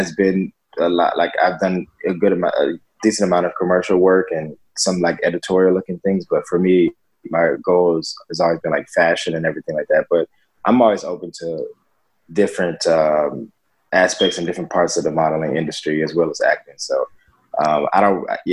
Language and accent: English; Atlanta, Georgia, United States; now in Los Angeles, United States; I am a model and actor living in Los Angeles, California, and I'm originally from Atlanta, Georgia.